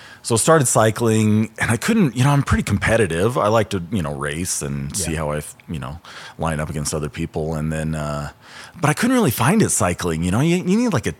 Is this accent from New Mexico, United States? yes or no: yes; New Mexico, United States; also born or lived in Portland; now in Ogden, United States; my buddy was doing Wasatch that I grew up with down in New Mexico